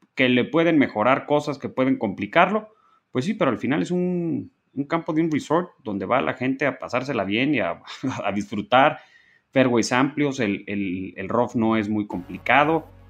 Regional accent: Mexico; nosotros como mexicanos

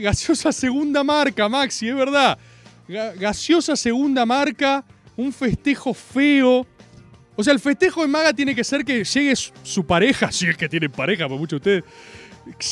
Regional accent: Argentina; como argentino

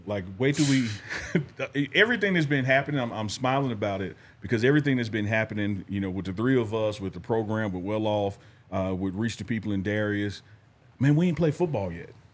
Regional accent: Mississippi, United States; I'm from Mississippi

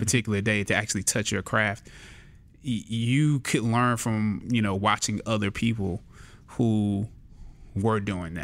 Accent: Anderson, South Carolina, United States; born or raised there

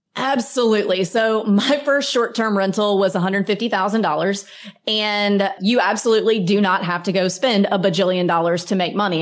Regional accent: Mississippi, United States; now in Florida, United States; I grew up in Mississippi

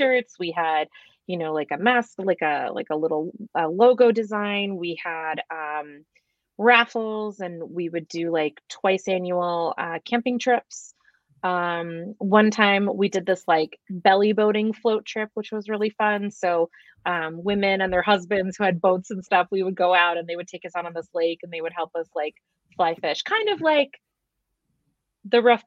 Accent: Eastern Shore of Maryland, United States; moved away as an adult; now in Wisconsin, United States; I'm originally from the East Coast of Maryland

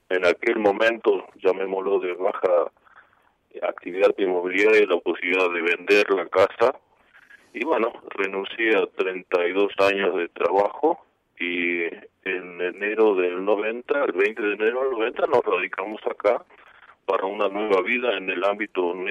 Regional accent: Olivos, Buenos Aires Province, Argentina; moved away as an adult; now in San Luis, Argentina; soy porteño, en el 42, en Capital Federal, pero la vida, digamos, de niño, por supuesto, en casa paterna, eh, discurrió mayormente en Olivos y en Olivos vivíamos con la familia hasta el 89

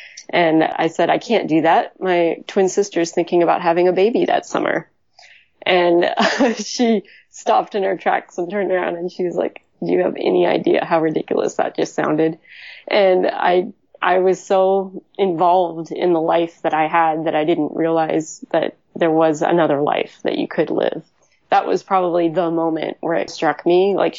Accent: Illinois, United States; moved away as an adult; now in Portland, United States; I was from the Midwest, so I was from Illinois, and I, long story short, ended up moving out to Portland.

